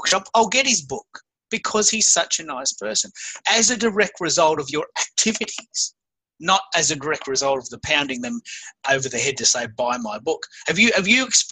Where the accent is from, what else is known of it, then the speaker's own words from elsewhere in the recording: Australia; I'm an Aussie